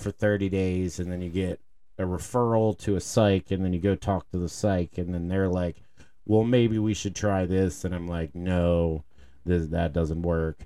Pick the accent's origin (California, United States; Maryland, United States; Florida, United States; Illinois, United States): Maryland, United States; Baltimore; when I was growing up in Baltimore, we had, we had lunch tickets